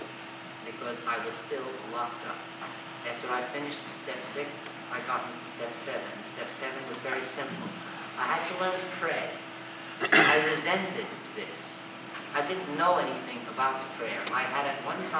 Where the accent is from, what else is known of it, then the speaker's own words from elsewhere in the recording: United States; I'm an American. I was raised on individualism and self-reliance.